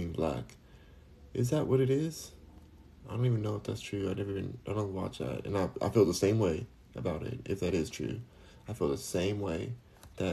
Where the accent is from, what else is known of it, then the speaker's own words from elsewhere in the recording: United States; now in Houston, United States; I'm American